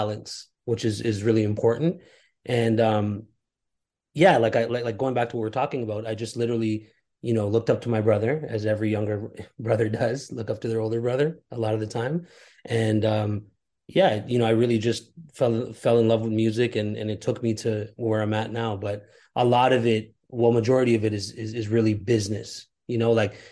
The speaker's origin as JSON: {"language": "English", "town": "Toronto", "region": "Ontario", "country": "Canada", "tie": "born or raised there", "said": "I was born and raised in Toronto"}